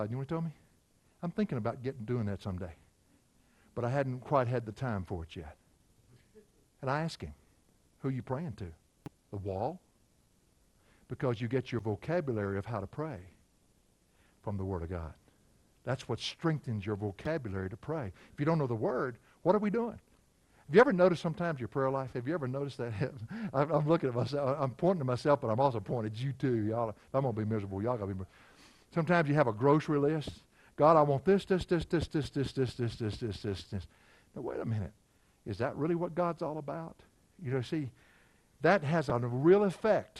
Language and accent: English; Virginia, United States; moved away as an adult; I'm from Virginia, and they have dogwoods lining the streets, pink and white dogwoods